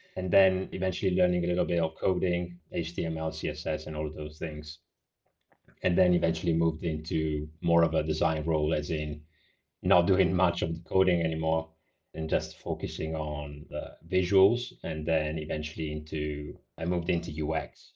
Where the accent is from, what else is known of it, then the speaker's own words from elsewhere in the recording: Italy; moved away as an adult; also born or lived in Bristol, United Kingdom; I grew up in a small town in Italy, roughly about three thousand population, so very small.